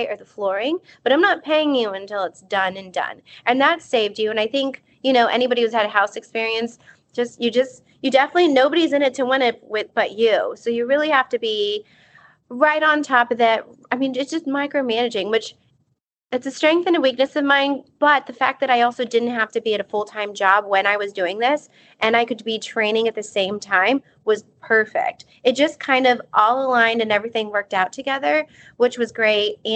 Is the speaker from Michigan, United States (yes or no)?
no; South Texas, United States; growing up in South Texas